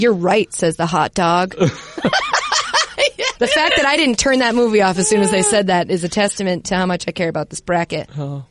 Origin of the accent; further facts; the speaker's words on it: Northeast, United States; I grew up in the Northeast.